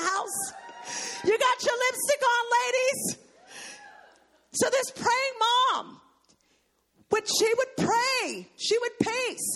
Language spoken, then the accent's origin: English; New York City, New York, United States; growing up in New York City during the drug wave